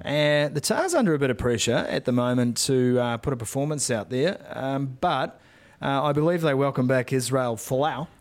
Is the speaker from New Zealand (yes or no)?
yes; Northland, New Zealand; I was from Northland